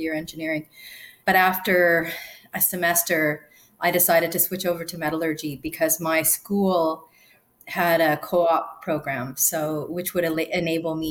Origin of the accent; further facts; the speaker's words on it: Sudbury, Ontario, Canada; I grew up in a town called Sudbury in Ontario, and it's actually a mining town